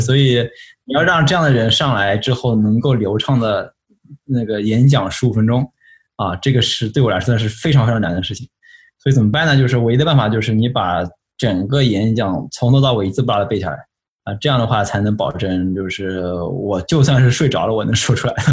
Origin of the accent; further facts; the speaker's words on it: Shanghai, China; moved away as an adult; also born or lived in Pittsburgh, United States; now in United States; 我是上海人。 ，就是说我从小是上海长大的，啊，然后在那个，在进上海交通大学之前吧，就是一直是在那个上海